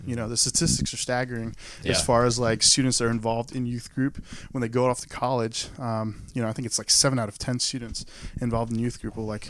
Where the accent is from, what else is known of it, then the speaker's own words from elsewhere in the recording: Saudi Arabia; also born or lived in Maryland, United States; now in United States; Growing up in Saudi Arabia, there are no churches. There are no Bibles. So everything I knew about God or Jesus was through my mother. And then after 9/11, we ended up moving back to Maryland.